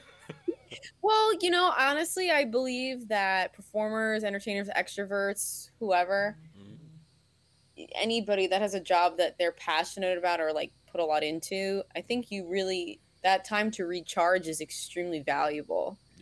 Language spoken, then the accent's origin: English; New York, United States; moved away as an adult; now in Harrisburg, United States; I'm natively a New Yorker